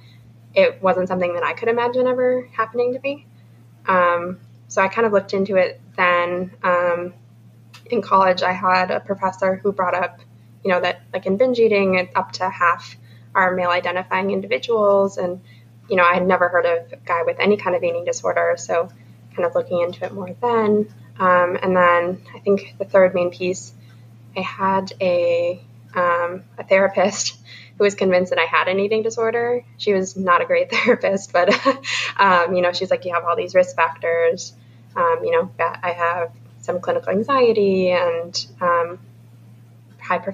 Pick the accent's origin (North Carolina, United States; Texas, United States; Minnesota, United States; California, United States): Minnesota, United States; moved away; we're from Minnesota. We're going to grad school in St. Louis.